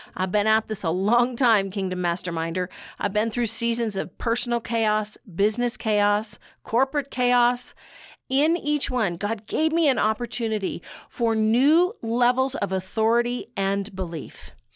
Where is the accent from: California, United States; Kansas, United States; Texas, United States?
Kansas, United States; western; I'm from Wes, I was born in western Kansas.